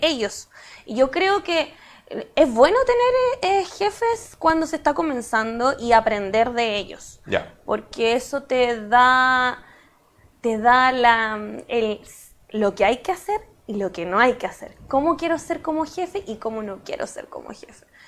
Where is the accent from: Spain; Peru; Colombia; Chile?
Chile; Valparaíso; moved away as an adult; also born or lived in La Florida, Santiago; now in Santiago, Chile; yo soy de Valparaíso también